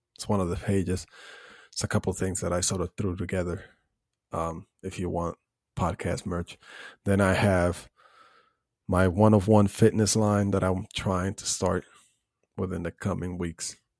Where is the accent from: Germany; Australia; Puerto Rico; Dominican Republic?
Puerto Rico; growing up in Puerto Rico